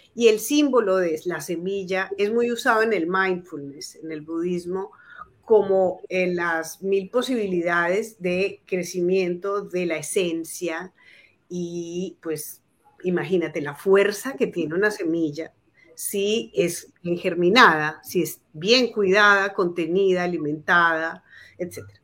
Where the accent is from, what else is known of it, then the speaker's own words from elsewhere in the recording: Colombia; moved away as an adult; also born or lived in Bogotá, Colombia; now in Argentina; Yo soy una psicóloga colombiana que trabajó en el área de psicología educativa por 10 años en Bogotá